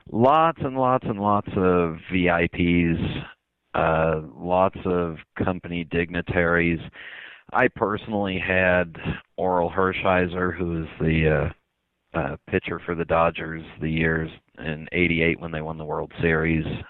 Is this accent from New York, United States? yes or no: no; Los Angeles, California, United States; I grew up in Southern California, I grew up in the San Fernando Valley